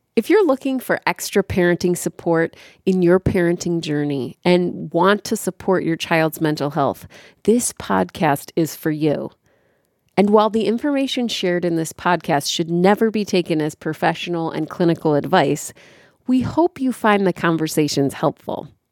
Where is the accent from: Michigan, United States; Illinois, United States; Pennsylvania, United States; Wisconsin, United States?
Illinois, United States; Chicago; I was born and raised in Chicago